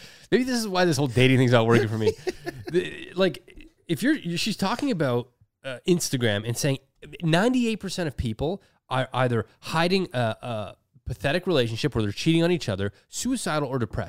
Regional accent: Mississauga, Ontario, Canada; Growing up as a kid, I used to skateboard at the post office. That's like literally what I did in Streetsville.

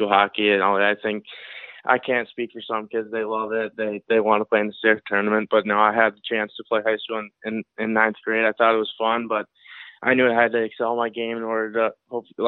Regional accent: Chaska, Minnesota, United States; I grew up in Chaska, Minnesota. It's a small suburb of Minneapolis

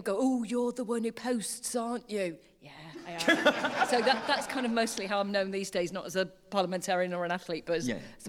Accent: Wales, United Kingdom; I'm Welsh.

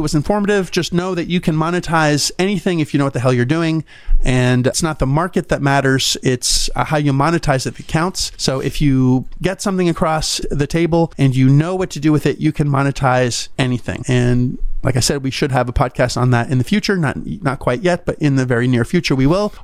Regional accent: Canada; now in United States; a Canadian

